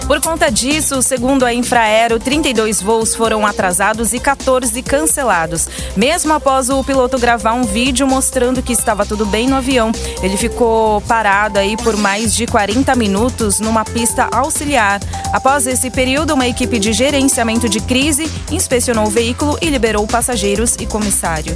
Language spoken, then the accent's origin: Portuguese; Diadema, São Paulo, Brazil; Eu sou de Diadema, mas trabalho na Zona Leste.